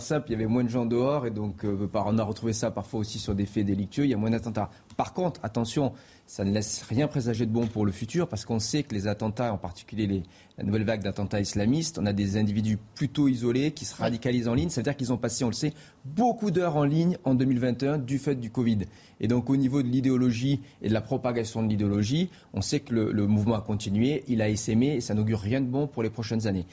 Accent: Marseille, Provence-Alpes-Côte d'Azur, France; moved away; j'ai grandi à Marseille, et donc je suis originaire de Marseille

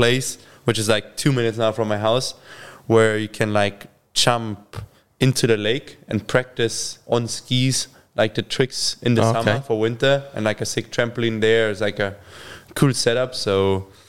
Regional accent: Kiefersfelden, Bavaria, Germany; English is a second language; I grew up in Kiefersfelden, is like, it's just small village

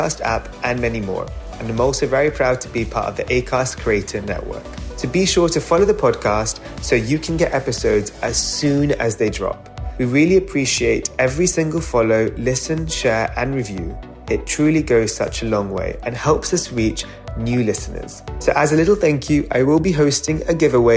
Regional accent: London, United Kingdom; I was born and raised in North London

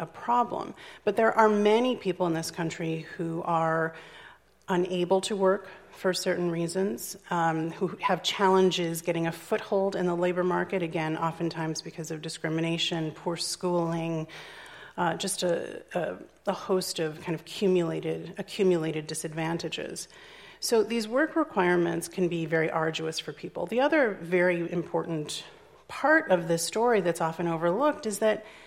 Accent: Chicago, Illinois, United States; my hometown of Chicago

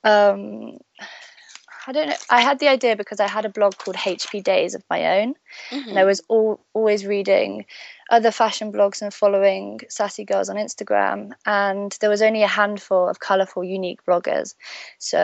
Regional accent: Stratford-upon-Avon, West Midlands, United Kingdom; moved away as an adult; also born or lived in Birmingham; now in London, United Kingdom; So I was born in Birmingham. In the UK. I was raised in Stratford-upon-Avon, which is where Shakespeare is from.

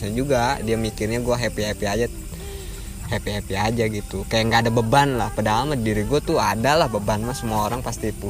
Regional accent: Tangerang, Banten, Indonesia; Tangerang bahasa gua agak beda makanya

